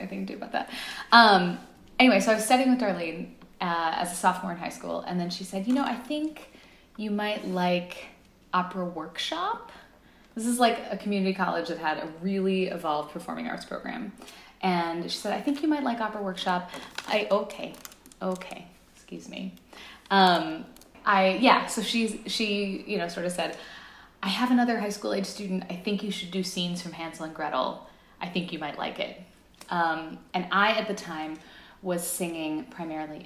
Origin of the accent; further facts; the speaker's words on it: Dallas, Texas, United States; moved away as an adult; also born or lived in Germany / Illinois; now in Chicago, United States; grew up outside of Dallas